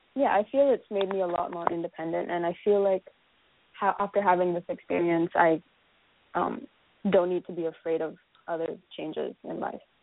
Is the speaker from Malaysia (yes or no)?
yes; Malaysia; moved away as an adult; now in United States; I came directly from Malaysia